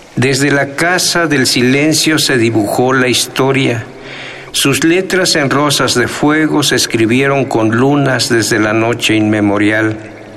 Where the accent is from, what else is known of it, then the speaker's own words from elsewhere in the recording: Colatlán, Mexico; first language Nahuatl; Spanish is a second language; moved away; Allá en mi tierra, Colatlán